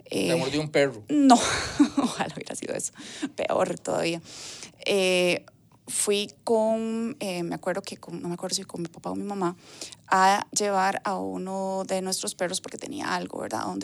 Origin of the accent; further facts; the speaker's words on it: Higuito de Desamparados, San José, Costa Rica; pasaron a Higuito de Desamparados y ahí fue donde yo estuve viviendo, digamos, la primera infancia.